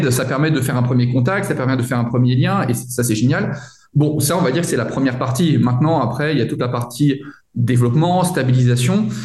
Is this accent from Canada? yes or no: no; France; now in Munich, Germany; alors moi, je suis arrivé euh, de France à Munich en suivant euh, mon épouse